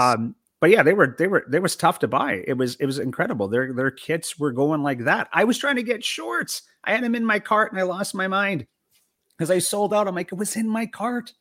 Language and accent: English; Canada; now in United States; as a Canadian living in the U S now